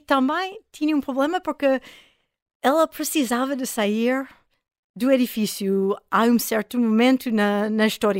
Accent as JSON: {"language": "Portuguese", "country": "United States", "also_born_or_lived": "France", "second_language": "Portuguese", "moved": "as an adult", "lives_now": "Porto, Portugal", "said": "sou americana de, origem"}